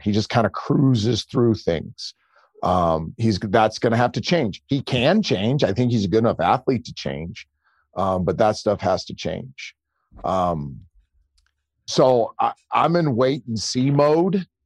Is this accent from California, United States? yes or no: yes; Bay Area, California, United States; I grew up in the Bay Area